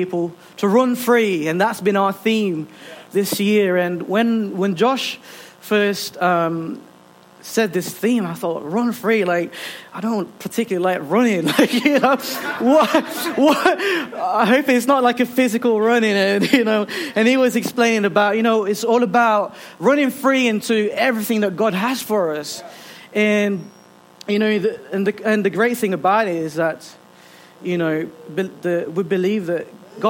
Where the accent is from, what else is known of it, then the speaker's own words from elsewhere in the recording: Philippines; now in Ilkeston, United Kingdom; I'm originally from the Philippines. This is my second home